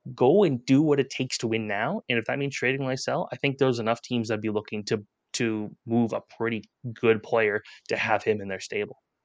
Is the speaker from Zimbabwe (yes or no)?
no; Canada; as a Canadian